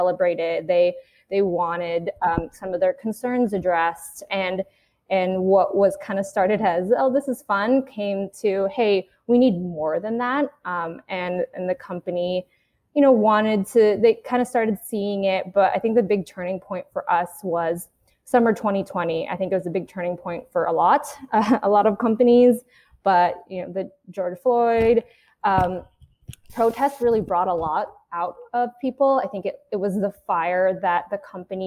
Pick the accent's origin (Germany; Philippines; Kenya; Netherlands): Philippines; I am Filipina